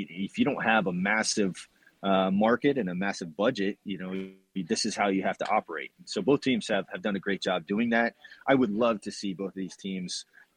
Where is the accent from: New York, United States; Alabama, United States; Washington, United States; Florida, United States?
Florida, United States; Tampa; growing up in Tampa